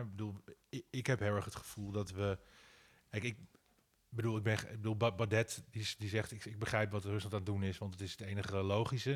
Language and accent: Dutch; Amsterdam, North Holland, Netherlands; mijn geboortedorp Nieuwendam.